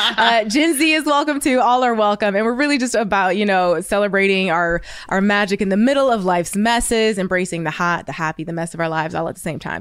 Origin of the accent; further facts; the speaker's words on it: Ohio, United States; I'm from Ohio, and I, you know, I went to an all-white school